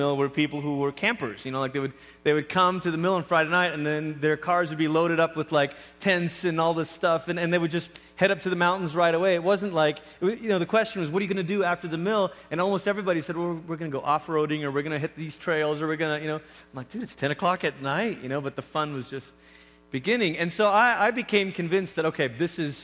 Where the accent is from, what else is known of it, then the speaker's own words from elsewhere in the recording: Malaysia; moved away as an adult; also born or lived in Oregon / Oklahoma; now in Colorado, United States; I grew up in Malaysia